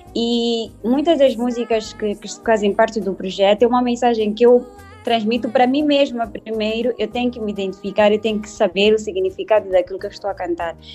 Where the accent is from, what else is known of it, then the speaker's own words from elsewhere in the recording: Maputo, Mozambique; nasci na província de Maputo, em Moçambique